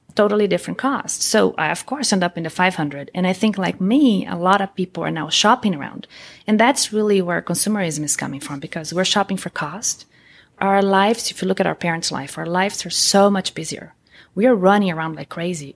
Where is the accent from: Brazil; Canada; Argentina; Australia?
Brazil; moved away as an adult; also born or lived in Columbus, Ohio; now in United States; I'm originally from Brazil. I came to the U S over twenty years ago.